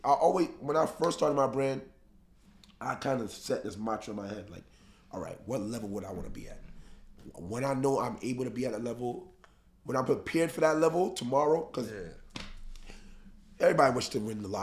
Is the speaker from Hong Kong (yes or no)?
no; New York City, New York, United States; we come from the Bronx, we come from the slums, from food stamps and EBT, from noodles